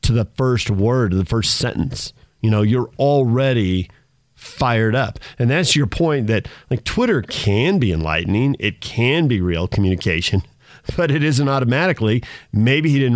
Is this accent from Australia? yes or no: no; San Diego, California, United States; growing up in San Diego, where there's so many retired military